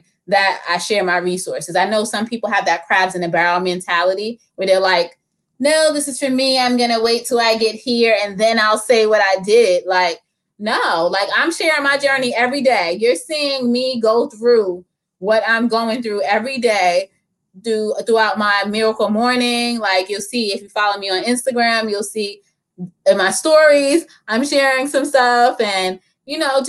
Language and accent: English; New York City, New York, United States; I grew up in the Bronx.